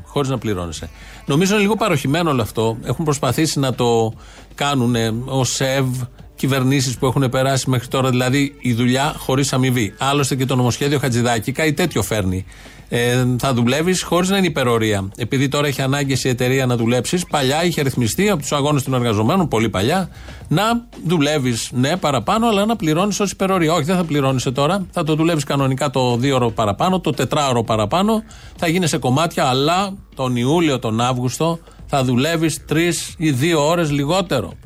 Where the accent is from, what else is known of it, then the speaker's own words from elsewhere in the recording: Ilioupoli, Attica, Greece; είναι και η πόλη μου